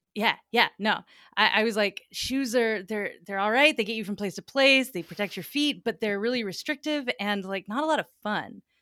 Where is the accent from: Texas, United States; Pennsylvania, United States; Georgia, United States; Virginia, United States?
Georgia, United States; Atlanta; moved away as an adult; also born or lived in New York City / Vermont; I'm from Atlanta, Georgia originally, and we had a big old magnolia tree out in my front yard